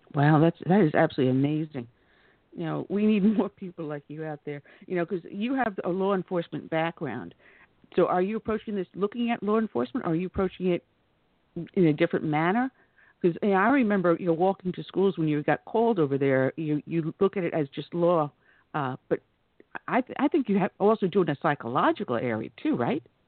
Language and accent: English; New York, United States; moved away; also born or lived in the American South; I'm originally from New York, but I got down here as soon as I could.